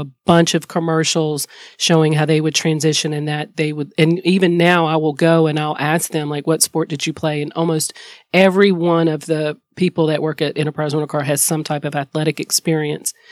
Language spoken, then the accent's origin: English; High Point, North Carolina, United States; moved away as an adult; also born or lived in Columbia, Missouri; I am a girl from High Point, North Carolina that has lived her best life